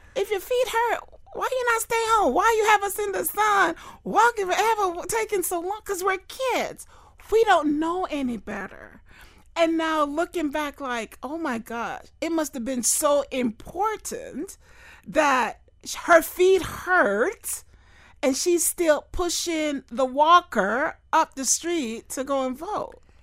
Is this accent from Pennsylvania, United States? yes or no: no; Fort Lauderdale, Florida, United States; I grew up in Fort Lauderdale